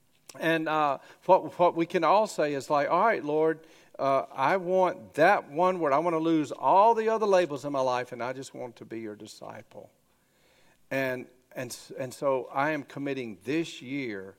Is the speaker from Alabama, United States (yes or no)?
yes; Grady, Alabama, United States; I grew up in Grady, Alabama, you know, going to church